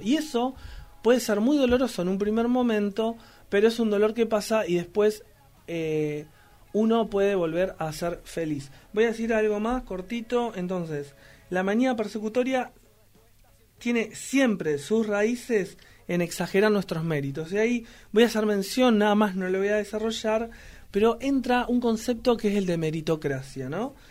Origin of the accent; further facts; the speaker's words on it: Argentina; Somos grosos, los argentinos